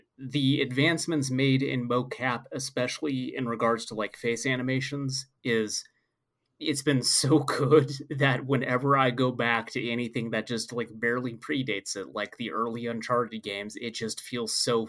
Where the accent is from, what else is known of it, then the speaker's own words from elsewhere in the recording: Oregon, United States; moved away; I came from Oregon.